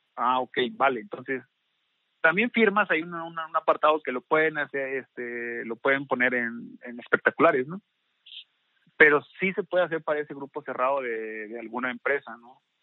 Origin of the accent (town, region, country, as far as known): Xalapa, Veracruz, Mexico